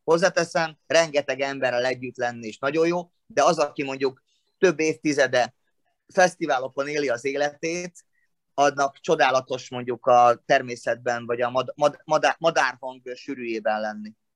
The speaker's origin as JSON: {"language": "Hungarian", "town": "Szombathely", "region": "Vas", "country": "Hungary", "tie": "born or raised there", "moved": "yes", "lives_now": "Martonvásár, Hungary", "said": "ahol születtem szombathelyen"}